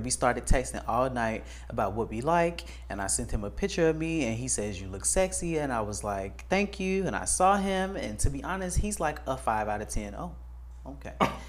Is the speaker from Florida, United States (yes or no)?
no; Atlanta, Georgia, United States; I'm from Atlanta, and I'm Mexican, and I'm also 20.